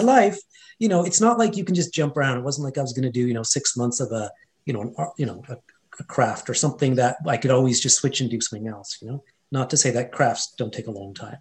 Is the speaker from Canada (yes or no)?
yes; Edmonton, Alberta, Canada; first language Hindi; moved away; also born or lived in India; I grew up in an Indian household um, in Edmonton, Alberta, Canada, Western Canada. So, I was born and raised in Canada